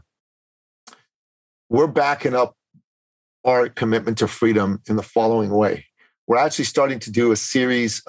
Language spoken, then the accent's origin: English; Canada; moved away; my home country of Canada